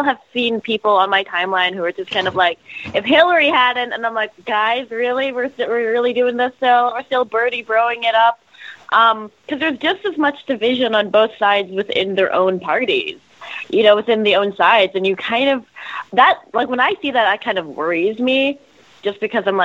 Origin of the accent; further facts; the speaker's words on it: Canada; now in United States; I'm Canadian. I grew up in a very different system, and I'm an American citizen now